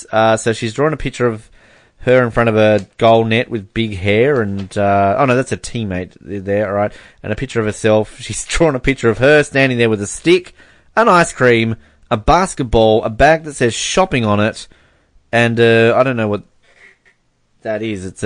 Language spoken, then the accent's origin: English; Canada; I'm Canadian.